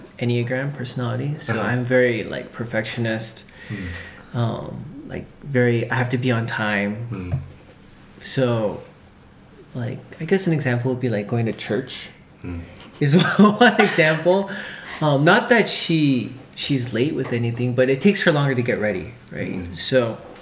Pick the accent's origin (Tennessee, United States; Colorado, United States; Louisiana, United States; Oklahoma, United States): Colorado, United States; Denver; I was born and raised in Denver